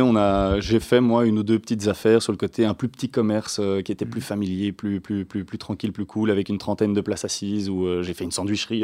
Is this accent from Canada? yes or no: no; Waterloo, Wallonia, Belgium; Waterloo, c'est d'ancienneté. On est de Waterloo